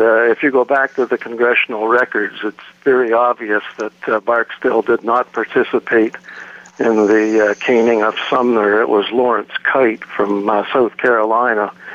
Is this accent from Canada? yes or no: yes; Toronto, Ontario, Canada; I was born and raised in Toronto and uh, currently reside in Ontario